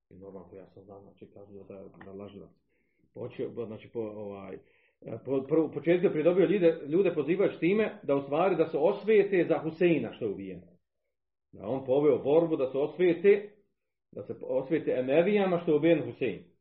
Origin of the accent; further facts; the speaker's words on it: Zavidovići, Federation of Bosnia and Herzegovina, Bosnia & Herzegovina; Pa kod, nas, kod nas u Zavodovićima, 2012. jedna, pa se vada pokajala.